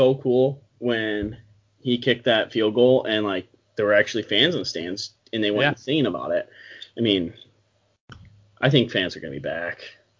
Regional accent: Pittsburgh, Pennsylvania, United States; I'm from Pittsburgh, Pennsylvania

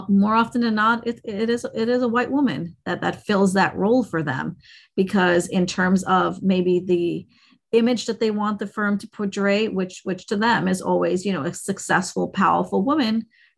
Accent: India; I'm an Indian, right? I'm from South Asia.

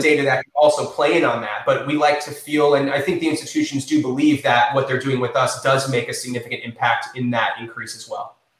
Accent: East Lake, Florida, United States; also born or lived in St. Petersburg, Florida; I grew up in in North County, um, North North Pinellas, um, the East Lake area

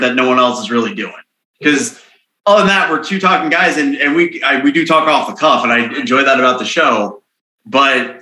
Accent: Big Ten country, Midwest, United States; I grew up in Big Ten country

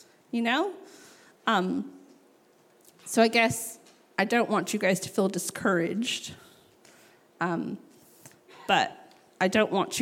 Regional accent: New Mexico, United States; I grew up in New Mexico

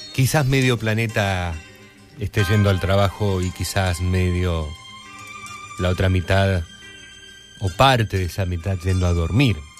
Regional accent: Argentina

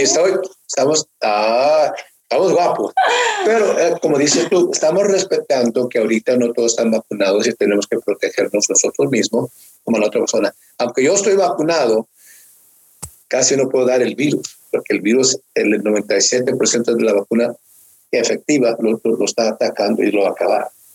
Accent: Mexico; now in Norcross, United States; siendo yo mexicano

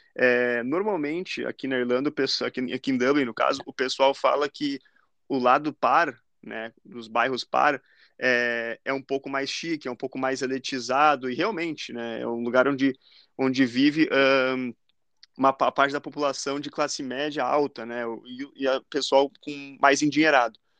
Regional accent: Lajeado, Rio Grande do Sul, Brazil; moved away as an adult; also born or lived in Guaporé; now in Ireland; sou de Guaporé, né, na Serra Gaúcha, mas eu morei quase a vida inteira em Lajeado

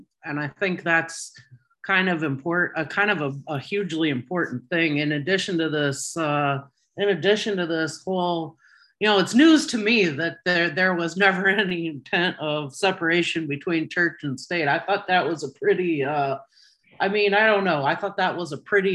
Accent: Midwest, United States; The private schools in my area growing up in the Midwest were not necessarily better

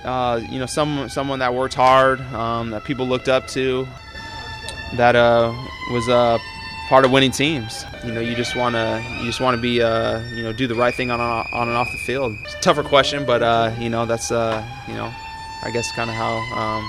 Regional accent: Madras, Oregon, United States; moved away; growing up in Madras

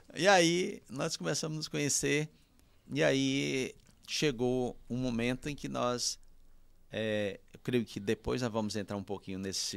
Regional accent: União, Piauí, Brazil; eu nasci em União, mas morava no Novo Nilo. E lá no Novo Nilo ainda é um povoado

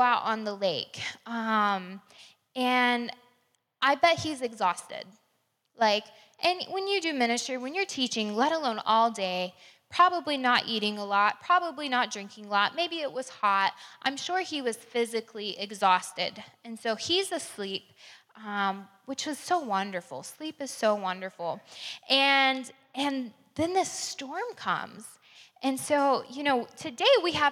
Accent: Crestview, Florida, United States; I grew up in Crestview a few hours away

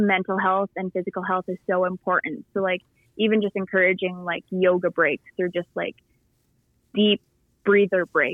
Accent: Philippines; now in United States; when I was growing up in the Philippines, I played basketball over there

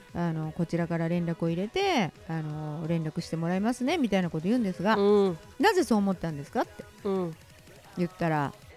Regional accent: Kansai, Japan; 純粋な関西人です

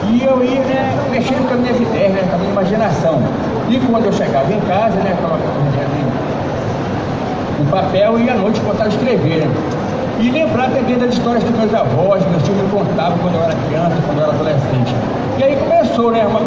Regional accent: Belém, Pará, Brazil; né, sou nativo, moro de Mosqueiro, nasci em Casa de Mosqueiro.

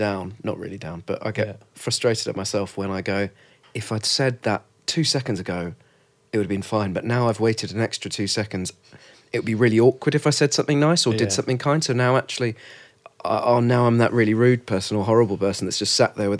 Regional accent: London, United Kingdom; I went, London.

